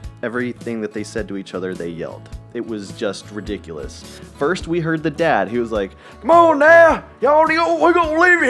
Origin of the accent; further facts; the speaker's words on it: Atlanta, Georgia, United States; I'm from Atlanta, and we were not of great financial means.